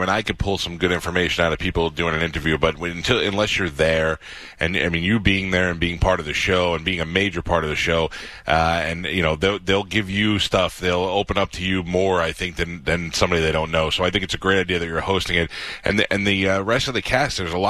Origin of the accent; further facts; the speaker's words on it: New York City, New York, United States; I grew up in Staten Island.